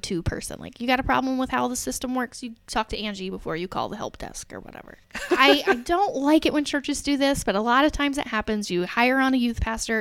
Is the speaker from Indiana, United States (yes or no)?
yes; Alexandria, Indiana, United States; moved away as an adult; also born or lived in Reynoldsburg, Ohio / Dallas, Texas; I grew up in Alexandria, Indiana, teeny tiny little town